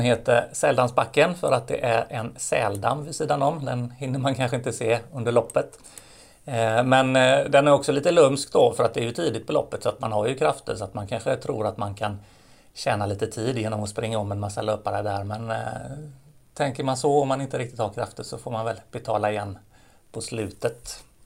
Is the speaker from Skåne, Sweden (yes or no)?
no; Gothenburg, Västra Götaland, Sweden; som göteborgare, ta emot en massa människor som kommer till vår vackra stad